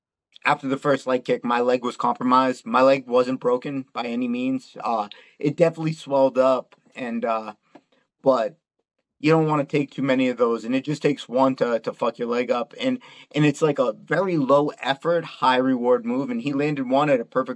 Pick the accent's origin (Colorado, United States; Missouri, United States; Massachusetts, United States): Massachusetts, United States; Boston; I'm from Boston